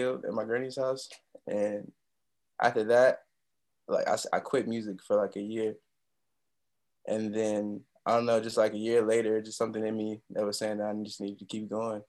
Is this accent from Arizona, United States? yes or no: no; Peoria, Illinois, United States; also born or lived in Chicago, Illinois; now in New York, United States; I left Chicago when I was like 6, so most of my like Illinois experience is Peoria, Illinois